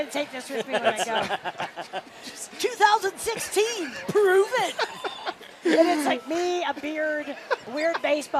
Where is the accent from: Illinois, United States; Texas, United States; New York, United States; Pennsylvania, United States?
Illinois, United States; Chicago; I'm from Chicago.